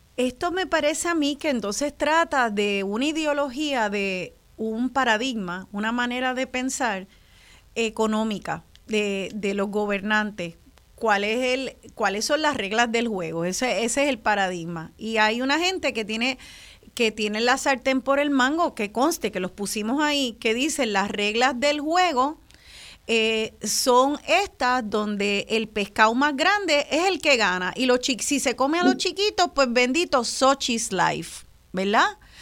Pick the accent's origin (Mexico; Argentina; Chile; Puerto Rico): Puerto Rico; los puertorriqueños y puertorriqueñas